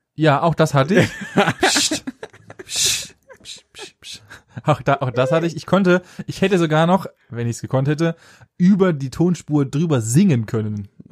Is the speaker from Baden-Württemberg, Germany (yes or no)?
yes; near Stuttgart, Baden-Württemberg, Germany; näher Stuttgart